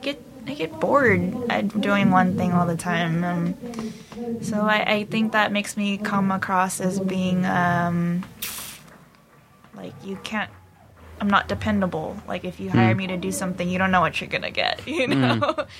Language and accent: English; California, United States; The Valley.